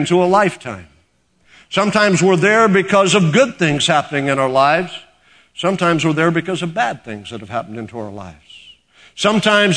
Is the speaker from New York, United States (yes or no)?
no; Oklahoma, United States; moved away; I'm from Oklahoma